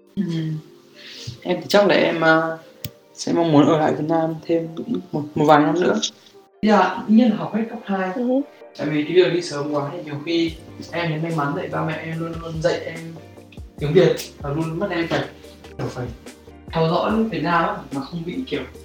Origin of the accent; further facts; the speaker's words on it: Vietnam; moved away; mình là người Việt Nam